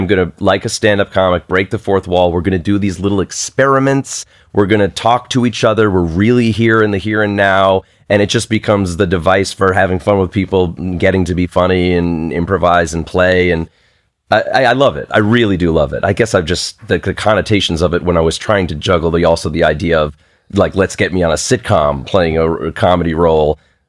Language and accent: English; New York, United States; accent: Long Island accent; And when I grew up in Long Island, it was Carbonaro.